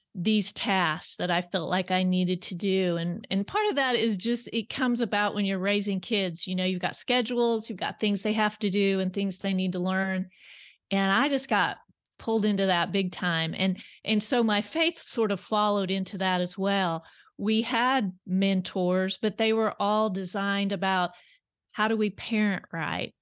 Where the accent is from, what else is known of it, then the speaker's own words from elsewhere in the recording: South Central Kansas, United States; moved away as an adult; now in Bentonville, United States; I grew up in South Central Kansas and on wh, uh, wheat and cattle farm